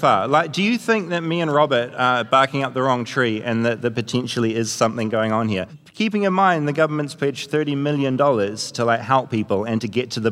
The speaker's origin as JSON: {"language": "English", "country": "New Zealand", "said": "me just being a Kiwi"}